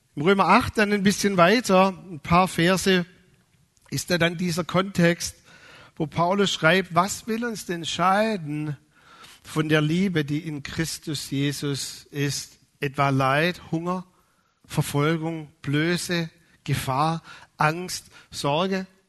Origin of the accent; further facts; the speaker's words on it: Swabia, Germany; als Schwabe